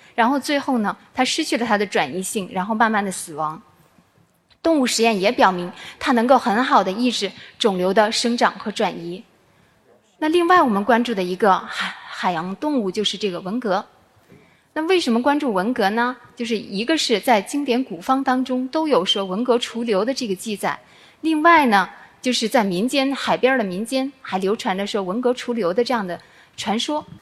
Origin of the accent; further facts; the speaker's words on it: Guangdong, China; 我们广东人特别喜欢吃的海鲜，生蚝、海嘎